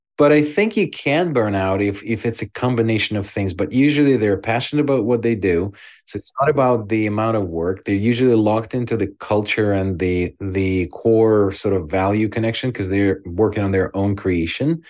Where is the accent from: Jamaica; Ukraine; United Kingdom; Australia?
Ukraine; born or raised there; now in Canada